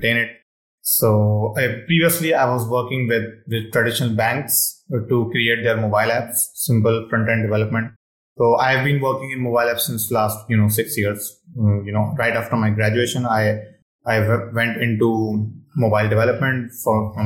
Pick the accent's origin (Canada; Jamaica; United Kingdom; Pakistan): Pakistan; English is a second language; I'm from Pakistan.